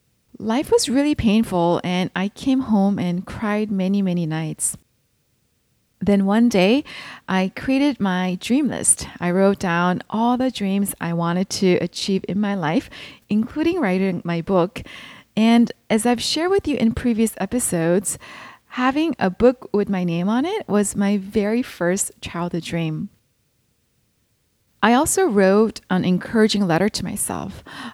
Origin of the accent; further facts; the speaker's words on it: California, United States; born there; also born or lived in Seoul, Korea; I was born in California, and my family moved to Seoul, Korea when I was 3 years old. And after finishing elementary school in Korea, we moved back to Southern California when I was in my 7th grade.